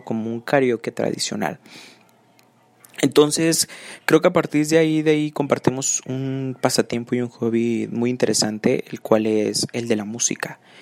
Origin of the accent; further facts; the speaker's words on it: Nuevo León, Mexico; Soy nacido en Nuevo León y, pues bueno, actualmente em, estudio la licenciatura en Administración de Empresas aquí en Nuevo León